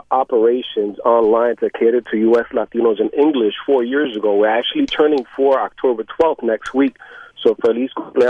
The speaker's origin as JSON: {"language": "English", "town": "New York City", "region": "New York", "country": "United States", "tie": "born or raised there", "also_born_or_lived": "Arecibo, Puerto Rico", "said": "I was born in Arecibo, Puerto Rico. I grew up in the South Bronx in a housing project."}